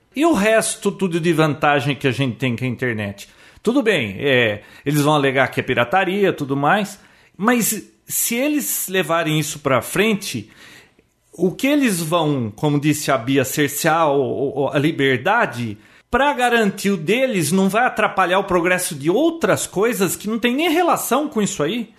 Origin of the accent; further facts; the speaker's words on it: Americana, São Paulo, Brazil; Nasci em Americana